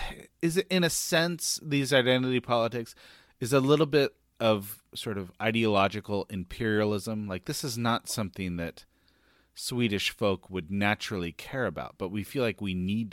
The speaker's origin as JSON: {"language": "English", "country": "United States", "said": "I'm an American."}